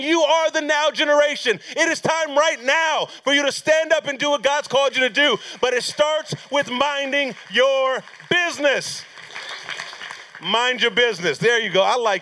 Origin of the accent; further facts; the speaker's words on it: Pomona, California, United States; now in Concord, North Carolina, United States; I'm actually from California, born and raised in California. I was actually born in this place called Pomona, California.